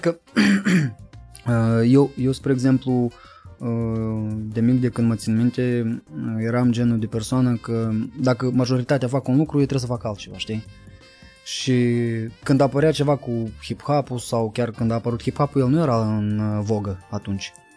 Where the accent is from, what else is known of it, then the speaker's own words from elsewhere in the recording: Chișinău, Moldova; eram toți de la Ciocana